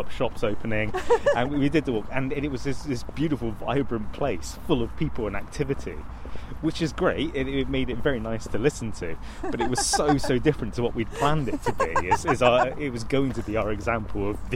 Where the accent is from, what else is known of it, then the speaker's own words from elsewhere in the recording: Bristol, South West England, United Kingdom; I grew up in Ashton underneath the Cumberland Basin.